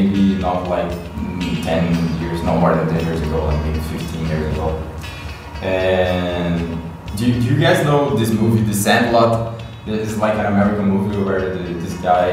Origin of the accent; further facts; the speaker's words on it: Brazil; first language Portuguese; English is a second language; now in Poland; I'm from Brazil, so we had plenty of nature there